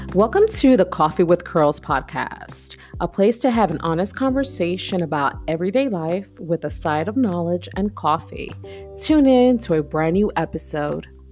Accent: New York City, New York, United States; moved away as an adult; now in Texas, United States; I'm that Brooklyn girl.

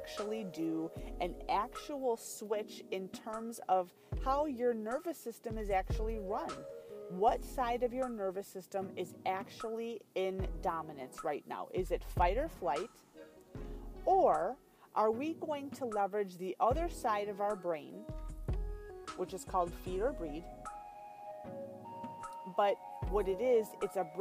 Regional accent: California, United States; I was born in that state.

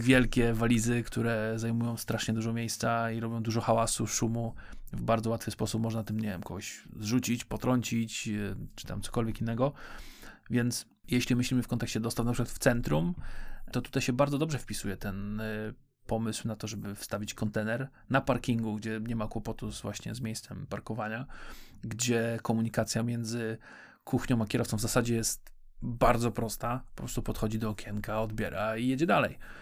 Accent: Poznań, Greater Poland, Poland; Jesteśmy z Poznania

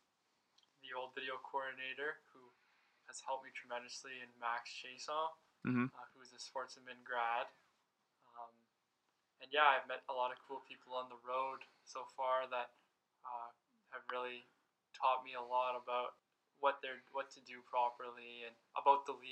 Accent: Sudbury, Ontario, Canada; it's my first year at Laurentian University in my hometown

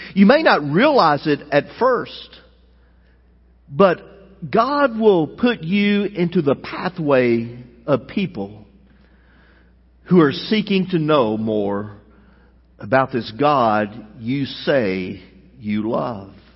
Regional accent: United States; as American citizens

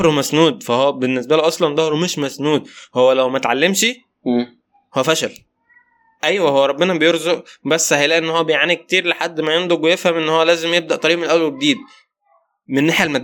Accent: Upper Egypt, Egypt; واحنا كلنا صعيد انا من الصعيد بس تمام

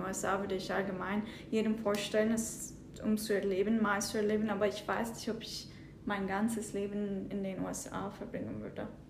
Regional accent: southern Turkey, Turkey; moved away as an adult; also born or lived in Istanbul, Turkey / Zurich, Switzerland / Michigan, United States; now in Detroit, United States; ich komme ursprünglich aus der Türkei, aus dem Süden. Äh, meine Eltern wohnen immer noch dort. Äh, es ist eine kleine Stadt, heißt Ufa. Äh, als ich 14 war, bin ich aufs Internat nach Istanbul gegangen

